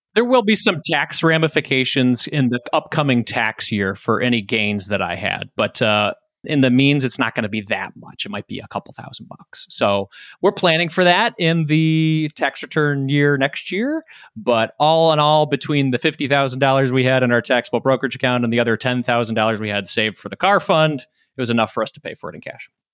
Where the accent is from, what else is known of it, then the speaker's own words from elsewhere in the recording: Detroit, Michigan, United States; I'm from Detroit